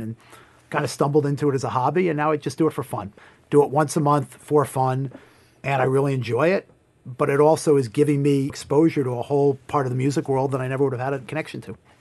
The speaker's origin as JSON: {"language": "English", "town": "Hartsdale", "region": "New York", "country": "United States", "tie": "born or raised there", "said": "I grew up in a town called Hartsdale, New York"}